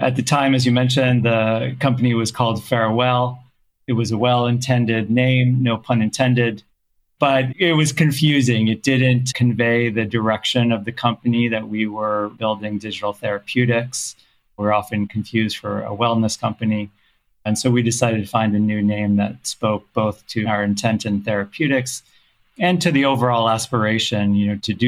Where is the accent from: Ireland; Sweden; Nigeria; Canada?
Canada; also born or lived in South Africa; now in United States; I was actually born elsewhere. I was born in South Africa, grew up in Canada, lived in many countries.